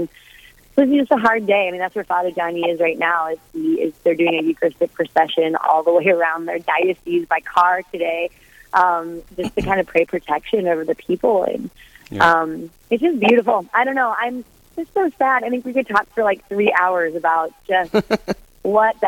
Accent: Atchison, Kansas, United States; I'm from Atchison, Kansas, so I'm down here in Atchison, and I live across the street from Benedictine College.

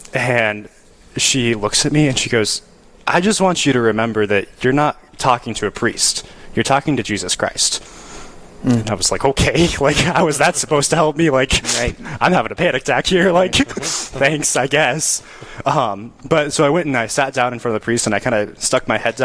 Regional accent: Rapid City, South Dakota, United States; moved away as an adult; now in Winona, United States; I grew up in Rapid City, South Dakota, Diocese of Western South Dakota

